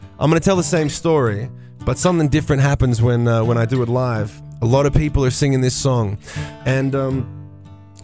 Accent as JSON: {"language": "English", "country": "Australia"}